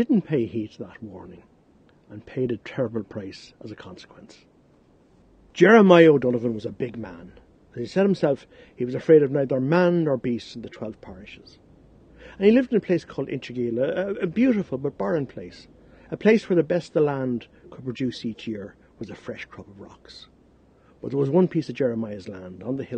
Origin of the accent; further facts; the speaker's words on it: Bray, County Wicklow, Ireland; I'm from Bray County, Wicklow in Ireland